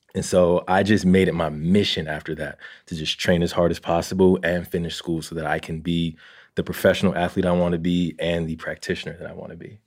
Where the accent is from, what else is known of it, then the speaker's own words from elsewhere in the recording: Jersey City, New Jersey, United States; I grew up in Jersey City